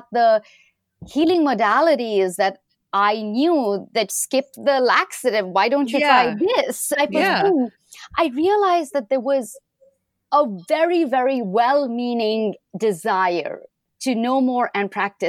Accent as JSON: {"language": "English", "country": "India", "moved": "as an adult", "lives_now": "United States"}